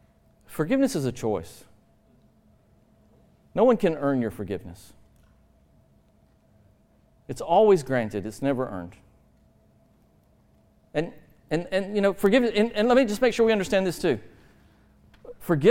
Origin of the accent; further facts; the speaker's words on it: Alabama, United States; also born or lived in Georgia; I'm from Alabama